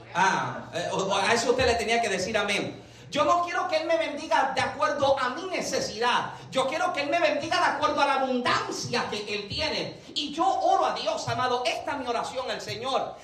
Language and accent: Spanish; Puerto Rico; como boricuas tenemos este pensamiento de que soy americano